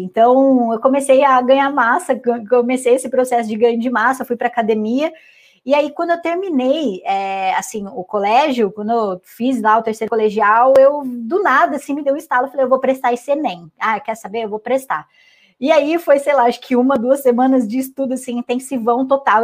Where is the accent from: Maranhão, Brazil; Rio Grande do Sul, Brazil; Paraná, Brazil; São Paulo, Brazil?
São Paulo, Brazil; Santa Bárbara d'Oeste; also born or lived in Santos; vou para minha cidade natal, né? Que daí eu voltei para o interior de São Paulo, para Santa Bárbara